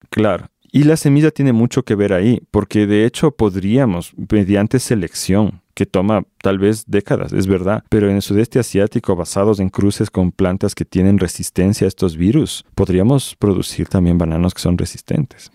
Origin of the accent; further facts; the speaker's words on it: Ecuador; en mi país, en Ecuador